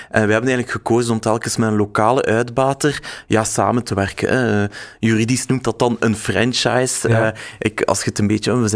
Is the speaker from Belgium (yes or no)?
yes; West Flanders, Belgium; also born or lived in Ghent, Belgium; Ik ben West-Vlamingen, dus ik sta wel met mijn voeten eh, in, in, in, de, in de modder, denk ik.